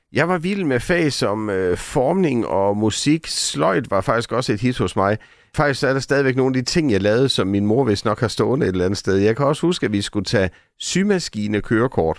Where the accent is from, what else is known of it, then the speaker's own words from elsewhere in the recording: Sønderborg, Southern Denmark, Denmark; Vi boede sådan tæt på både skoven og stranden i Sønderborg